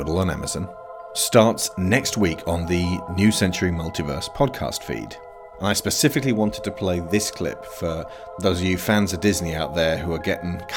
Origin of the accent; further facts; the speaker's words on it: United Kingdom; As a British person